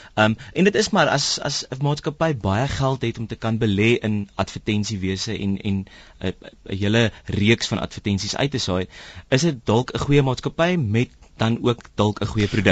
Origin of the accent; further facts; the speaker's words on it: South Africa; ons as Suid-Afrikaners